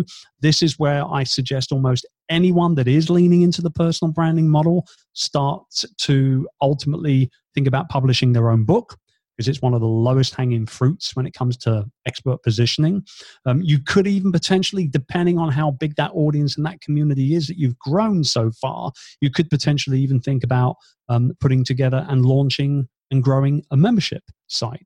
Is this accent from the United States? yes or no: no; United Kingdom; moved away as an adult; now in Philippines; being a Brit